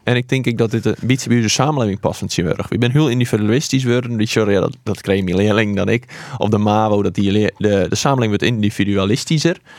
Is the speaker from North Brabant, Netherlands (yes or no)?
no; Harkema, Friesland, Netherlands; accent: Wâldpyk; ik kom uit Harkema